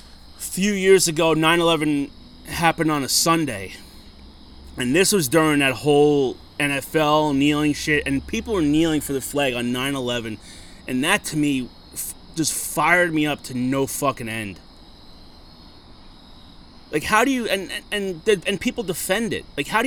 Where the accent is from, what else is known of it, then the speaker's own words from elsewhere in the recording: United States; But at the end of the day, we're all American.